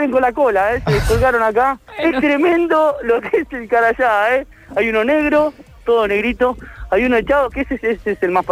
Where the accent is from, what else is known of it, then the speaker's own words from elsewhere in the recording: Santa Fe, Argentina; soy de Santa Fe Capital.